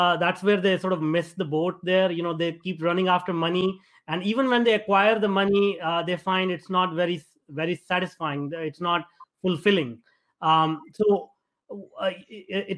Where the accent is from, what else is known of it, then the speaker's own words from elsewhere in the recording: India; now in North America; I grew up in India and I migrated over to North America.